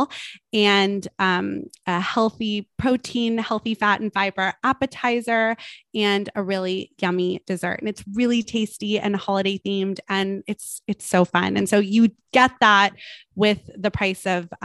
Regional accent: Malibu, California, United States; I was one of those kids growing up in Malibu, California

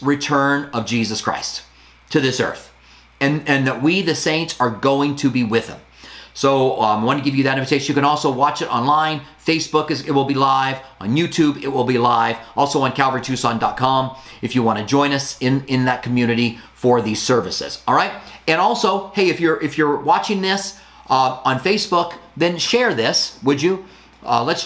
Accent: United States; as an American

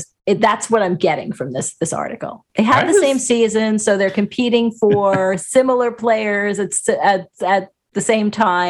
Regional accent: Long Island, New York, United States; Well, sure, you know, growing up on Long Island

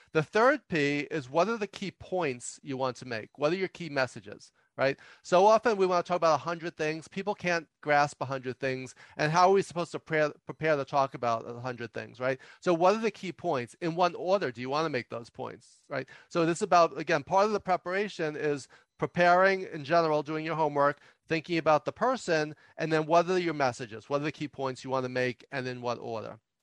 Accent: New York City, New York, United States; some people can tell just from my accent that I, I grew up and and still live in New York City

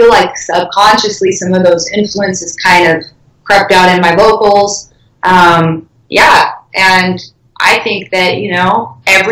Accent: Carlsbad, Encinitas and Oceanside, California, United States; also born or lived in Eastern Europe; I'm a California girl. I was born in Eastern Europe, but I grew up near Carlsbad and Encinitas and Oceanside.

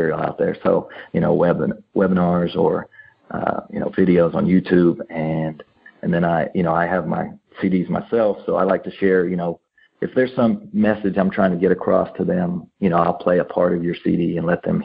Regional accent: Missouri, United States; we're from Missouri, and we have an accent from other parts of the country

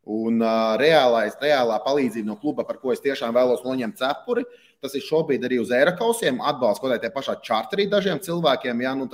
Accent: Riga, Latvia; Es īstenībā esmu dzimis Rīgā un Pārdagovā. Tā kā saknes man ir Pārdagova, īstenībā tur ļoti tuvu arī Arkādijas stadionam

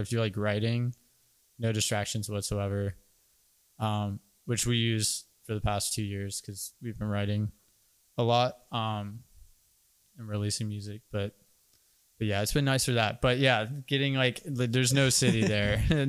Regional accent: Orlando, Florida, United States; moved away as an adult; also born or lived in Jacksonville, Florida; now in Fernandina Beach, United States; I'm originally from Orlando, moved to Jacksonville for college, and then moved up to Fernandina.

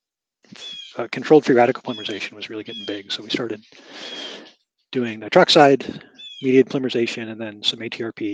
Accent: Pasadena, California, United States; moved away as an adult; also born or lived in Lansing, Michigan / Ithaca, New York; I was born in Lansing, Michigan in 1972, but then we moved to California, to Pasadena in 1978. So I mostly grew up in California for school and junior high and high school

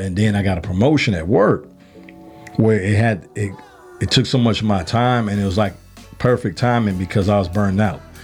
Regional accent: Chicago, Illinois, United States; now in Georgia, United States; I'm from the South Side of Chicago

